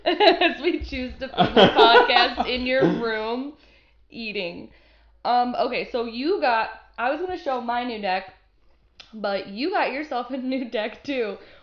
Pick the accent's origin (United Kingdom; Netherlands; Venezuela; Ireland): Netherlands; I am from the Netherlands, Margie.